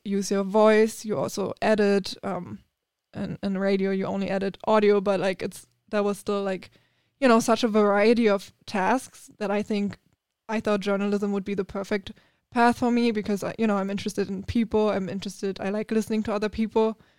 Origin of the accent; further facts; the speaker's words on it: Germany; English is a second language; moved away as an adult; now in United States; so I grew up in Germany